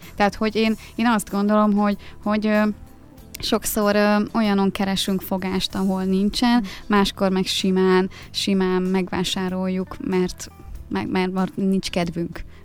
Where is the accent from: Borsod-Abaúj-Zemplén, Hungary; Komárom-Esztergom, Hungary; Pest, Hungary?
Pest, Hungary; Dömsöd; Én egy Dunaparti kis faluban nőttem fel, Dömsödön.